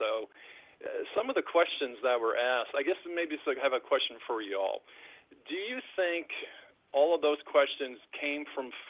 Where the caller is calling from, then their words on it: Nashville, Tennessee, United States; also born or lived in New York; I'm calling from Nashville.